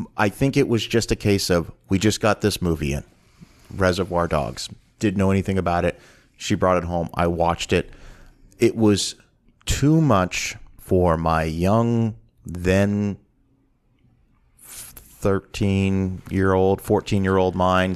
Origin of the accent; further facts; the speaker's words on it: Canada; growing up in Canada